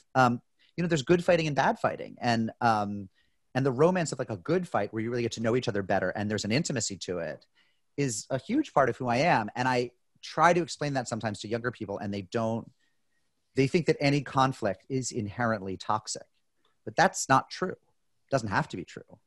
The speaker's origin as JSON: {"language": "English", "country": "United States", "said": "I'm an American"}